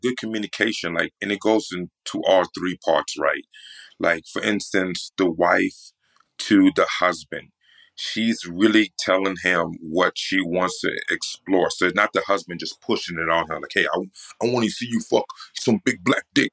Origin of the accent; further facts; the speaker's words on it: New York, United States; I'm from New York, right? So I'm from the East Coast